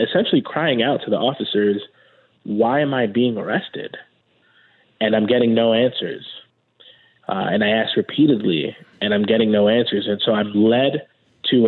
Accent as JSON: {"language": "English", "town": "New York City", "region": "New York", "country": "United States", "tie": "born or raised there", "said": "both of us, born and raised in Brooklyn"}